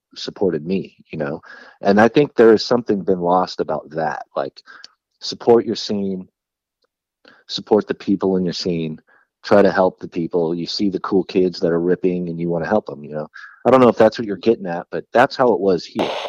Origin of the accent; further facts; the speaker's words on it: San Jose, California, United States; growing up in San Jose, and there was a lot of local pride